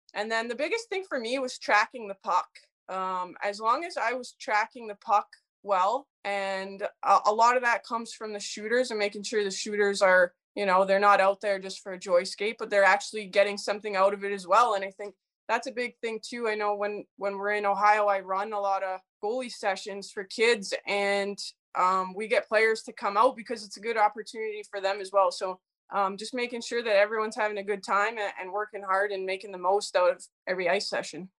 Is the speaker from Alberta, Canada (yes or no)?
yes; Edmonton, Alberta, Canada; my parents' house that I lived in, um, in Edmonton, Alberta